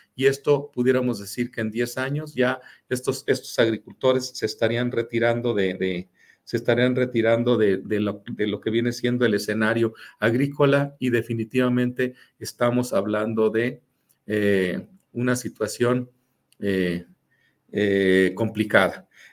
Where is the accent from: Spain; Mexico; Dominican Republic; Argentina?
Mexico; somos los mexicanos